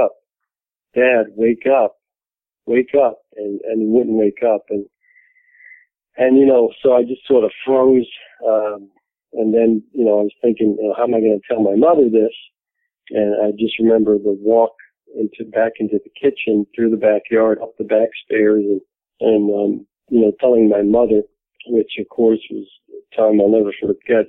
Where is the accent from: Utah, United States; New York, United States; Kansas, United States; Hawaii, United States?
New York, United States; New York City; we grew up in New York City